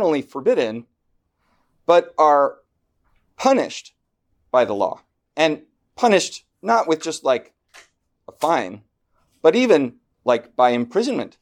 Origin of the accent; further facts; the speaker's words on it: Washington, United States; moved away as an adult; also born or lived in Southern California / East Coast; I grew up in Washington State